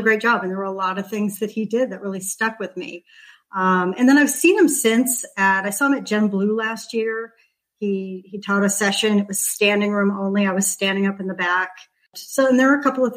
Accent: Los Angeles, California, United States; moved away as an adult; now in Lakewood Ranch, United States; I actually moved to Southern California, to Los Angeles, when I was 7. I was the youngest of 4 kids, and my mother was a single mom

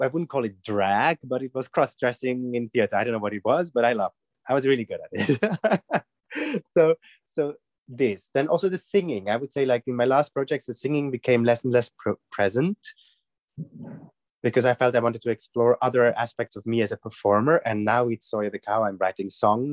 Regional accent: Switzerland; I'm from Switzerland

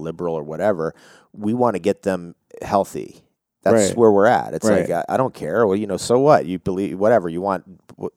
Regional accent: United States; moved away; I'm from New York, New Jersey originally

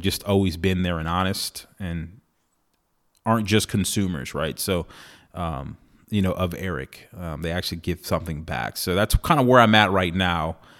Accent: San Antonio, Texas, United States; moved away; San Antonio is my hometown

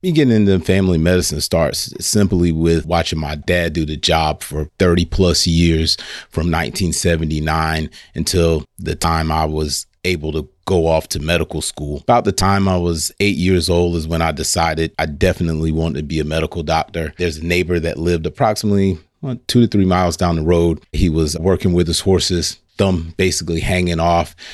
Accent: Lake City, United States; I grew up right here in Lake City, small community right outside Lake City called Hog Eye

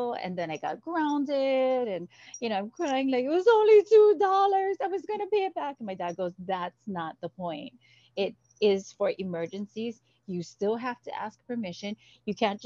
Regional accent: Kaneohe, Hawaii, United States; moved away as an adult; also born or lived in Michigan; my hometown is Kaneohe. And I attended, you know, elementary at He'e'ia

